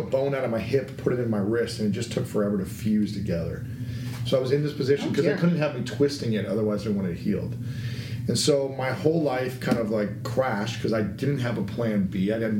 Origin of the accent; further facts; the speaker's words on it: Delaware, Ohio, United States; Small town, Delaware, Ohio.